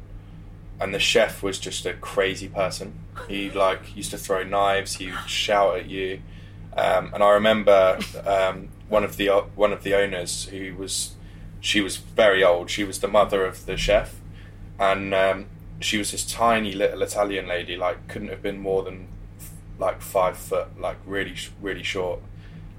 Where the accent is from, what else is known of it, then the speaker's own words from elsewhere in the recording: the Midlands, England, United Kingdom; also born or lived in West London / Leicester; So I was born over in West London, but when I was quite young my parents split up and me and my mum moved to the Midlands to just be closer to family